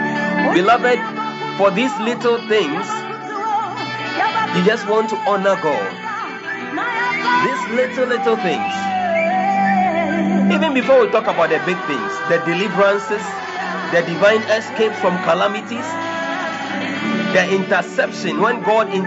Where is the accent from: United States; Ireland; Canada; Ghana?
Ghana; I'm a Ghanaian and currently I'm in Ghana